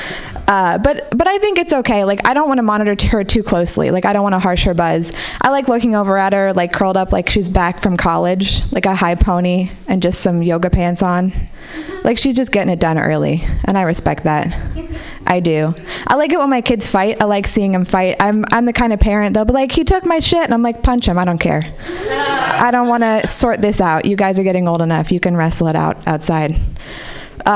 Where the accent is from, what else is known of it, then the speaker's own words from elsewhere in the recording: Marin City, California, United States; I grew up in Marin City